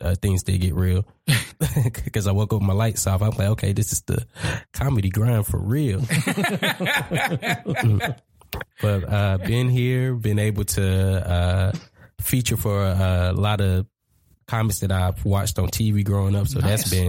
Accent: Greensboro, North Carolina, United States; moved away as an adult; now in Charlotte, United States; I'm originally from Greensboro, North Carolina

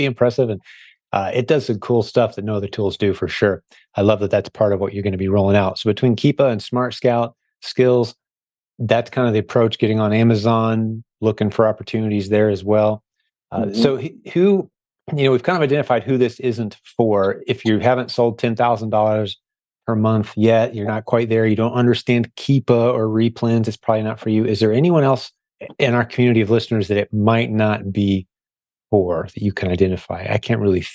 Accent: Indianapolis, Indiana, United States; right here in my hometown in Indy

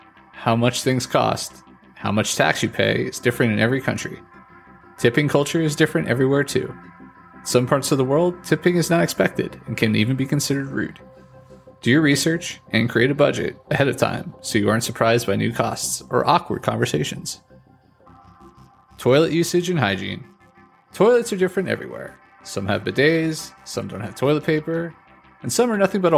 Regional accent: United States; moved away as an adult; I've lived in quite a few countries outside my home country, the United States

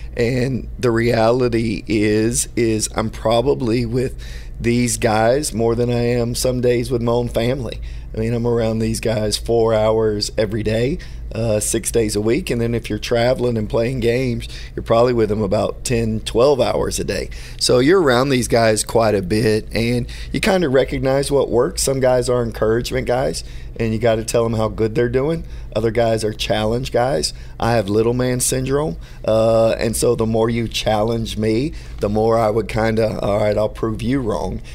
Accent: Houston, Texas, United States; Being from Houston

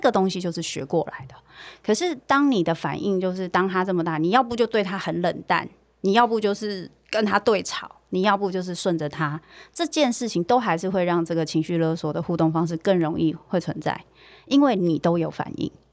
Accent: Taiwan; 我们在台湾这样的文化长大

